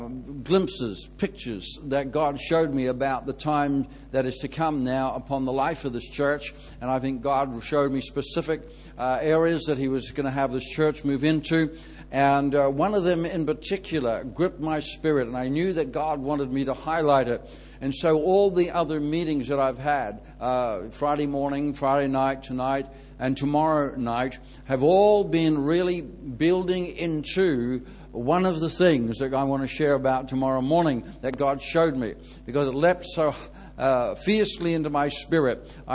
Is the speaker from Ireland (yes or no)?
yes; Ireland; So I find people relax a bit more and give me a lot more leeway when they know I'm Irish, eh?